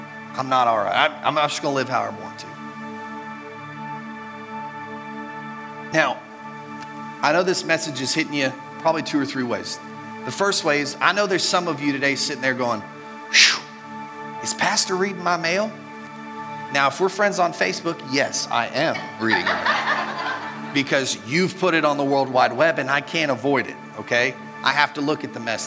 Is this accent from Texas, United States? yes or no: yes; Mineral Wells, Texas, United States; moved away; also born or lived in Marietta; I was born in Mineral Wells, Texas